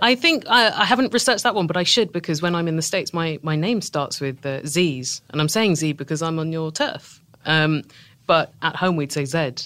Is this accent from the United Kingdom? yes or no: yes; Tunbridge Wells, South East England, United Kingdom; accent: British; I'm from a town called Tunbridge Wells, which is about forty miles south of London